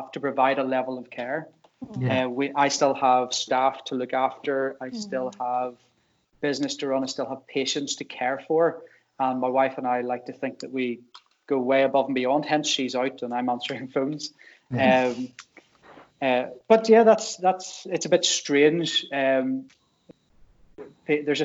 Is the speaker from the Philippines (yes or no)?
no; Drumbo, Northern Ireland, United Kingdom; now in Hillsborough, United Kingdom; I am originally from Drumbo